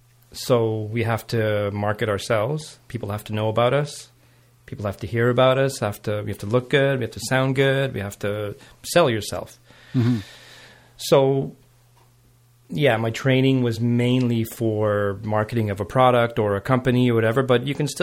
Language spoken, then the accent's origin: English; Montreal, Quebec, Canada; met my mom, started the family, and then I grew up in outside of Montreal on the West Island.